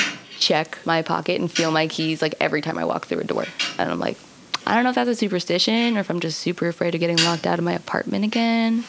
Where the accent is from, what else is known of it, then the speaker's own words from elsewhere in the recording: West Greenwich, Rhode Island, United States; I'm from West Greenwich, which is, like, backwoods rednecks.